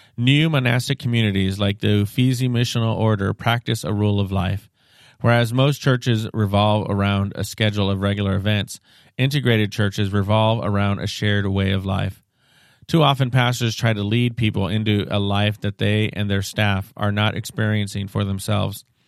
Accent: Seattle, Washington, United States; I'm from Seattle

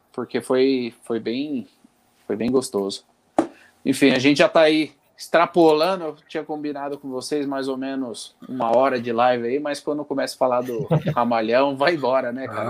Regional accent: Santo André, São Paulo, Brazil; é criado em Santo André, fui criado, inclusive eu fui criado junto com ele com no Jaçatuba

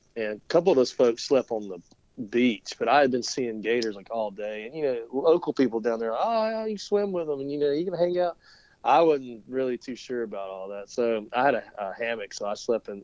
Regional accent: Lake Lanier, Georgia, United States; I grew up on the Chattahoochee around uh, Lake Lanier, above, below Lake Lanier. I grew up uh, paddling the Etowah

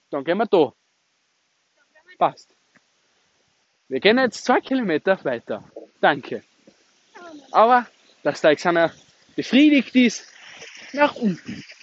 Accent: Austria; Wir kommen natürlich aus, aus, aus dem schönen, schönen Österreich, Leute. Dass ihr es wisst. Wir sind waschechte Österreicher

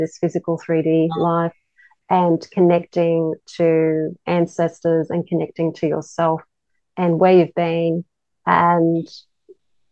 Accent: Australia; growing up in Australia, Christmas is always really hot and humid

